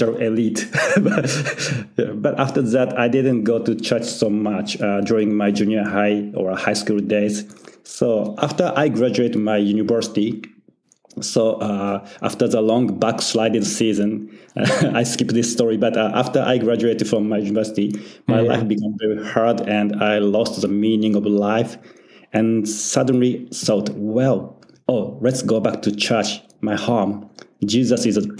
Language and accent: English; Tokyo, Japan; I was born in Tokyo, Japan, and I was born again in Tokyo, Japan also. So I'm very made in Japan Christian